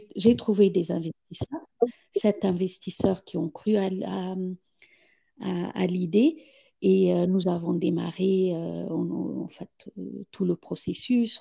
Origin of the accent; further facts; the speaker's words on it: Ethiopia; moved away; quand j'ai quitté l'Éthiopie il, y a, il y a 35 ans